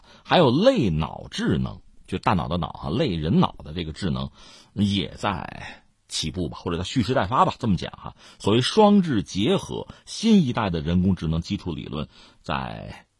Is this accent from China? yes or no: yes; China; 所以就占领前沿、占领这个技术的制高点，对我们中国人来讲，它有着特别重要的意义。